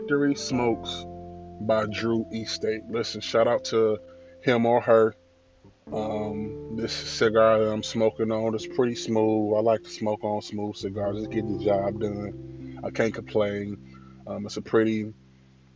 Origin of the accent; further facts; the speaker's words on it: Illinois, United States; I'm from Illinois